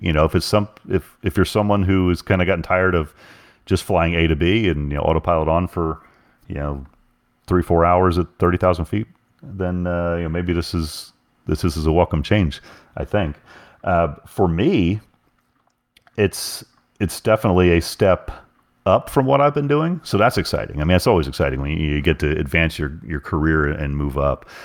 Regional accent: Oklahoma, United States; I'm from Oklahoma

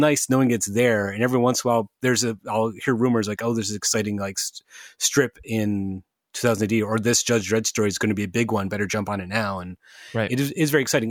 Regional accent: United States; as a dumb American

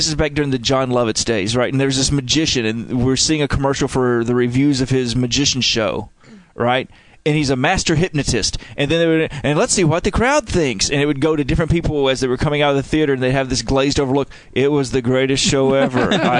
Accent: Uruguay; That's fine, man. I'm from Uruguay.

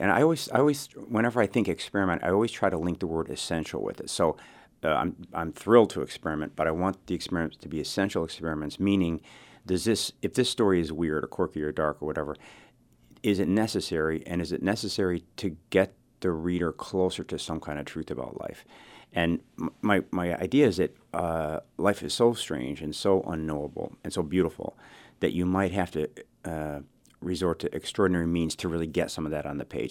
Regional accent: Chicago, Illinois, United States; I was raised in Chicago

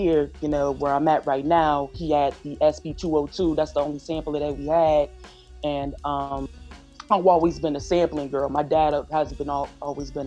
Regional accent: New York City, New York, United States; moved away; also born or lived in Newcastle; I was born and raised in Harlem first off. And then in 2002, I moved to Newcastle

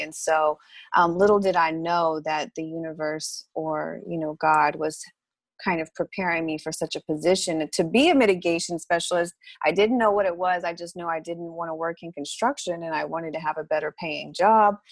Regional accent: Lubbock, Texas, United States; moved away as an adult; now in Houston, United States; I was born and raised in Lubbock, and I graduated from Texas Tech

